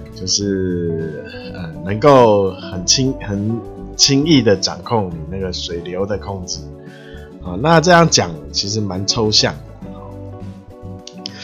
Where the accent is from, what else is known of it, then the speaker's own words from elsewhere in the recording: Taiwan; 就是要靠我们台湾人